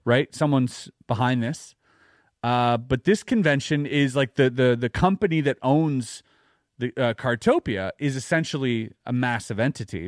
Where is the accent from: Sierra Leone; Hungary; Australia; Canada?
Canada; as a Canadian